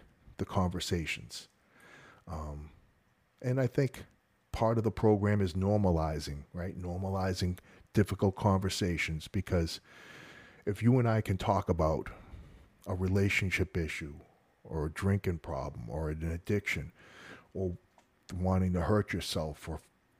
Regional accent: Massachusetts, United States; moved away as an adult; Yeah, man. I'm a North Shore of Boston kid, you know. I grew up there my whole life. And I actually moved down to Florida for the job back in the late 80s, early 90s.

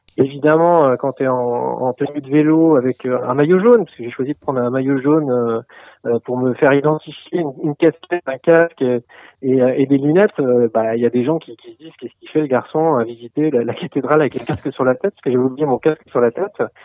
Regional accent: Nantes, Pays de la Loire, France; now in Paris, France; je suis originaire de Nantes et ça fait 20 ans que je suis à Paris

